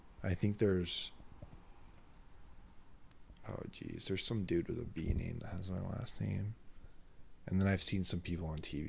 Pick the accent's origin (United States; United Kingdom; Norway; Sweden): United Kingdom; Wales; I'm Welsh. That's my background. Welsh.